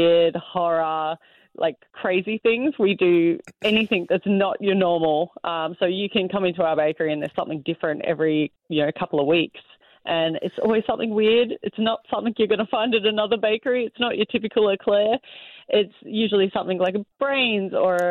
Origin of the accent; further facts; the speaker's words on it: Australia; moved away as an adult; now in Canada; I grew up in Australia.